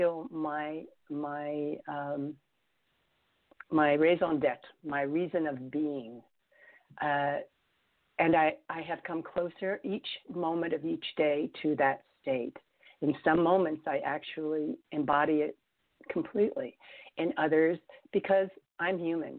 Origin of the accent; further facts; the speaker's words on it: New York City, New York, United States; moved away as an adult; also born or lived in Tucson, Arizona / Los Angeles; my hometown, because don't forget, I was born in New York City. My hometown was bombed.